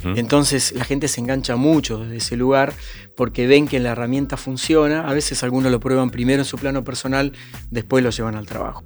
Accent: Argentina; en mi país Argentina

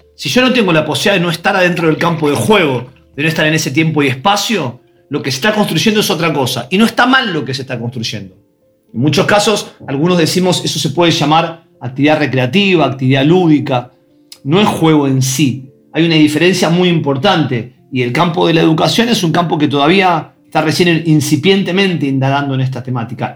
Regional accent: Buenos Aires, Argentina; Yo soy de Ciudad de Buenos Aires, de un barrio que es Belgrano, de la parte más, más tranquila de Belgrano y, tuve una infancia de juegos

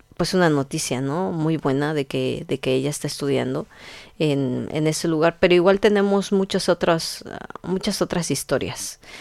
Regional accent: Tingambato, Michoacán, Mexico; yo soy de Tingambato

